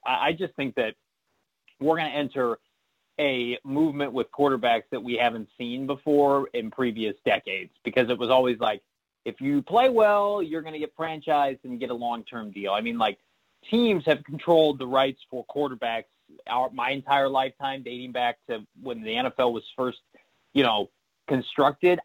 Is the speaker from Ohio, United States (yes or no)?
no; Chicago, Illinois, United States; I'm from Chicago